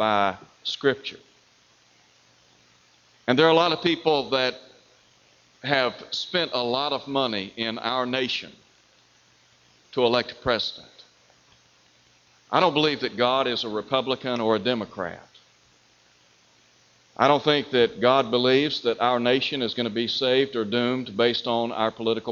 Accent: Chattanooga, Tennessee, United States; when I was growing up in Chattanooga, Tennessee

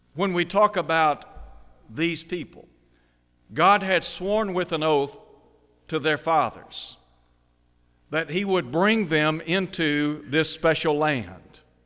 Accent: Chattanooga, Tennessee, United States; moved away as an adult; also born or lived in Nashville; now in Mid-South, United States; I grew up in Chattanooga, lived for many years there, graduating from high school

